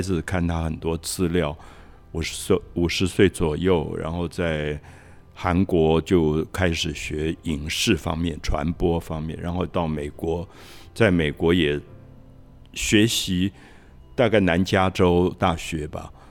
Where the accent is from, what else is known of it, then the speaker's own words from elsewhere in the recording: Dalongdong, Taipei, Taiwan; 我小时候我是在大龙洞长大，那那个大龙国小升学率不高